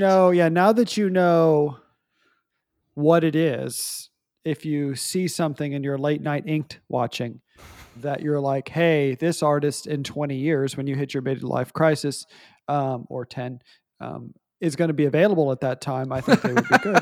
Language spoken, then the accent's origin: English; Fredericksburg, Texas, United States; in my hometown, um, small town of Fredericksburg. And, um, I've, I grew up there all my life